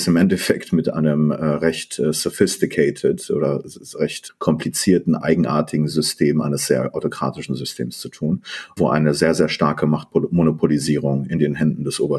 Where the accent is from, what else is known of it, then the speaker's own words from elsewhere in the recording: Iran; born there; also born or lived in Germany / Netherlands / London, United Kingdom; Ich bin äh, ein in Iran geborener äh, Politikwissenschaftler. Ich habe in äh, Deutschland, Münster, Holland und in London studiert